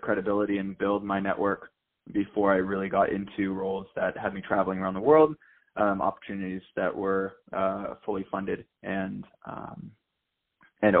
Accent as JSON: {"language": "English", "town": "San Diego", "region": "California", "country": "United States", "tie": "born or raised there", "said": "I'm from San Diego, California. I grew up my entire life where my dad started a telecommunications engineering firm"}